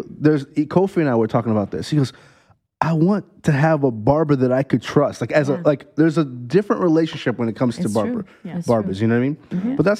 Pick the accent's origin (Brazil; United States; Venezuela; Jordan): Brazil; Because, we came from Brazil. Uh-huh. First church that I went to were Brazilians.